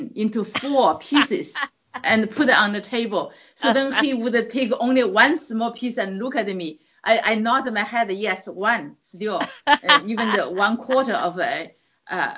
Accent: China; English is a second language; moved away as an adult; now in California, United States; I grew up in China

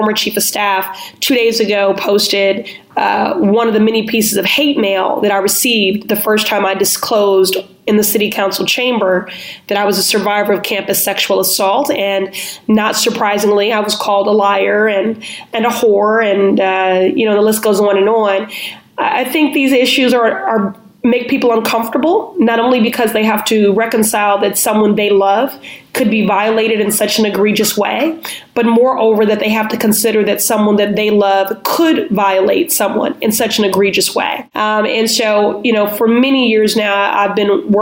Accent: Chicago, Illinois, United States; now in Boston, United States; I'm originally from Chicago

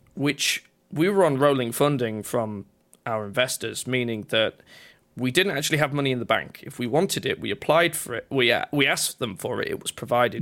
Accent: Yorkshire and the Humber, United Kingdom; I'm from a place in England called Yorkshire, at least that's where I was born

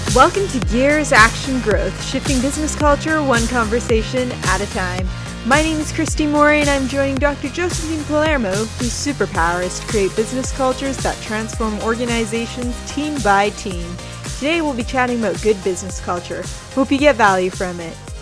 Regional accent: Canada; now in Australia; I'm originally from Canada

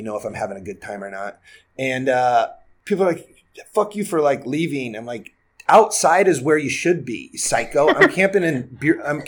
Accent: Iowa, United States; now in California, United States; I grew up in Iowa

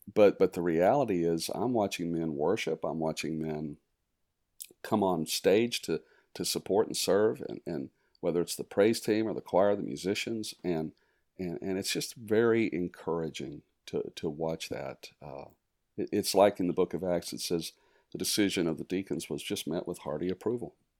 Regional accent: Arizona, United States; also born or lived in East Tennessee / Virginia Beach, Virginia; we moved to Arizona, and um, grew up in the West

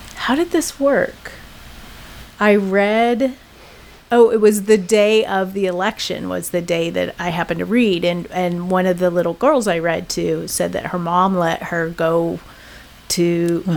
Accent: Oregon, United States; I'm from Oregon

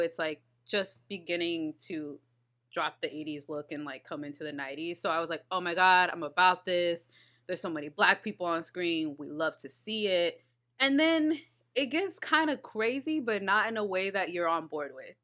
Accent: Texas, United States; I'm from Texas

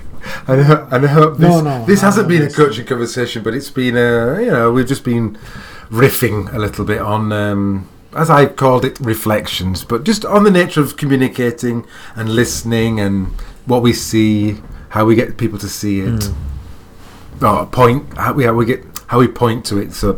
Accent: England, United Kingdom; I'm an English man

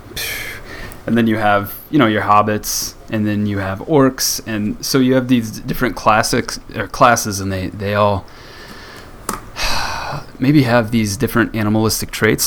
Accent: rural Midwest, United States; when I was growing up in the uh, in the rural Midwest

